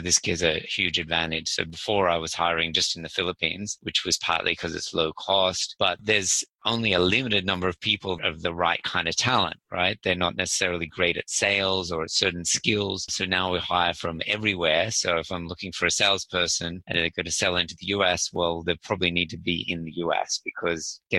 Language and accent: English; Sydney, New South Wales, Australia; I'm actually from Sydney